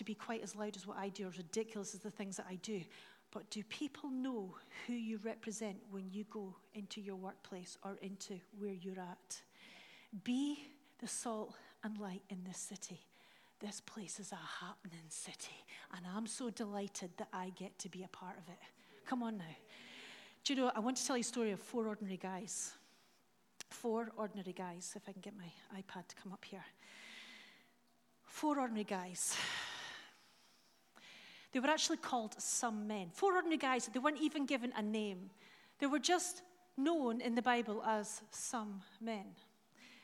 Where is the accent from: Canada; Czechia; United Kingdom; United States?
United Kingdom; Dundee, Scotland; I'm from Dundee.